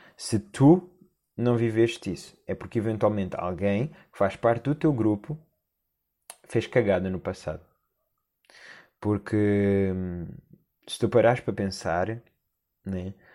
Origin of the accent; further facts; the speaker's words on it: Portugal; enquanto português